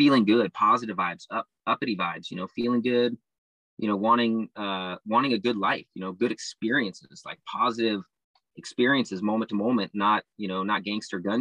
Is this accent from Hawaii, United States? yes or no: no; Santa Barbara, California, United States; now in Oregon, United States; where I'm from in SoCal, you know, Santa Barbara